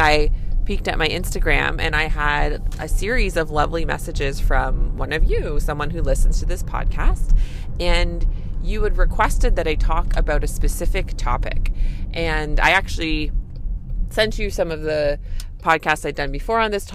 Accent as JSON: {"language": "English", "country": "Canada", "said": "I'm a Canadian family physician"}